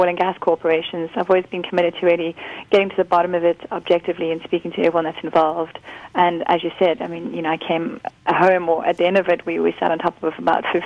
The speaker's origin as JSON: {"language": "English", "region": "Karoo", "country": "South Africa", "tie": "born or raised there", "said": "I'm from the Karoo. I grew up there"}